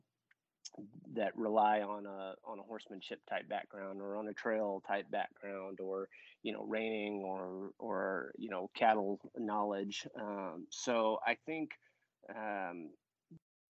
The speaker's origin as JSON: {"language": "English", "region": "Southern California", "country": "United States", "tie": "born or raised there", "said": "when I was growing up on the West Coast"}